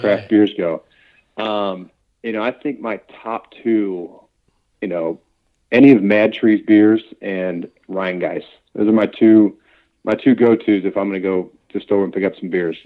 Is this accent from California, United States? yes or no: no; Cincinnati, Ohio, United States; We're, we're both from Cincinnati. We were born and raised there